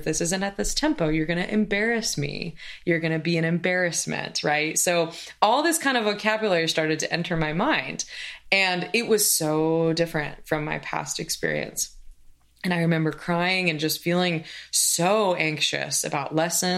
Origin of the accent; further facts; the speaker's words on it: Oregon, United States; moved away as an adult; also born or lived in Indiana / Kansas City, Missouri; I grew up in Oregon